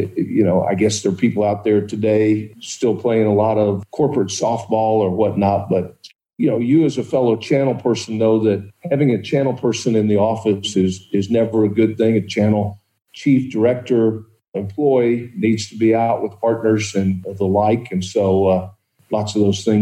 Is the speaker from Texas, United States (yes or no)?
yes; Dallas, Texas, United States; moved away as an adult; also born or lived in Columbia, South Carolina; now in Atlanta, United States; I grew up in Dallas, went to Yale, came back to Dallas, and then ended up moving to Columbia, South Carolina, got married